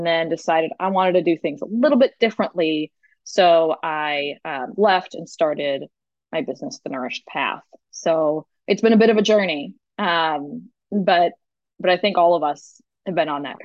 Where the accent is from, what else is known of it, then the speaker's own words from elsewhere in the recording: Chicago, Illinois, United States; moved away as an adult; also born or lived in Seattle; That's when I moved out to Seattle. I'm from Chicago.